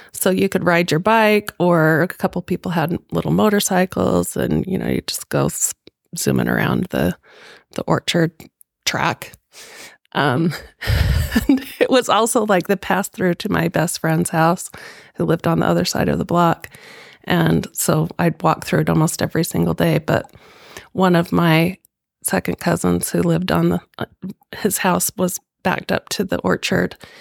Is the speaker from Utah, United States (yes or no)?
yes; Millcreek, Utah, United States; also born or lived in Florida; both of us are Mill Creek lifers